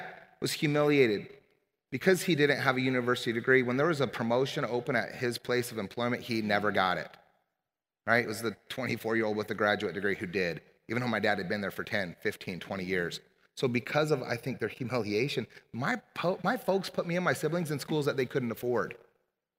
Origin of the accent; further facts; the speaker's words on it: Omaha, Nebraska, United States; I grew up in Omaha, Nebraska